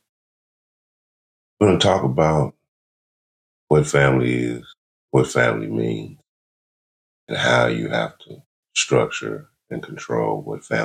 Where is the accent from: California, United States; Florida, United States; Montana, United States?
California, United States; I'm from California